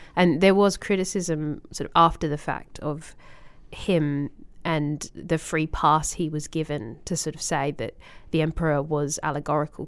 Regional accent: Australia; as an Australian

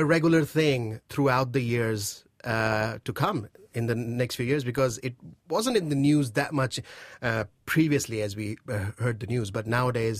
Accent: Karachi, Sindh, Pakistan; now in New Zealand; I'm from Karachi

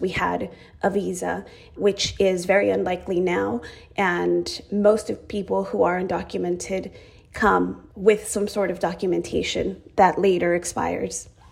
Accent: Arizona, United States; also born or lived in Chihuahua, Mexico; now in California, United States; I arrived to the United States with my family when I was just three years old. I had my third birthday in Arizona

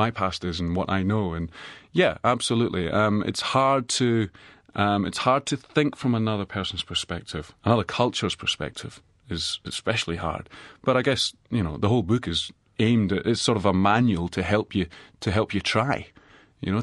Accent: Edinburgh, Scotland, United Kingdom; now in New Zealand; I'm from Edinburgh.

